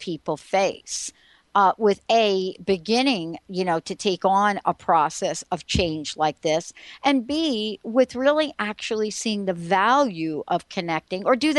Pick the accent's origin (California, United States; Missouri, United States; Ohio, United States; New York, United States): New York, United States; New York City; I don't come from a wealthy family. I'm from the Bronx